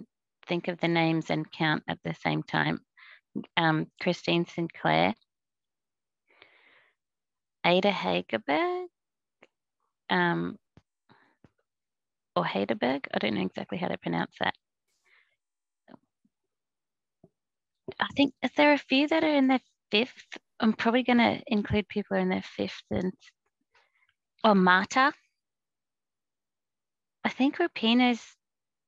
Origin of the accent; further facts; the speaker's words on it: Mackay, Queensland, Australia; I'm from Mackay, which is quite a bit further north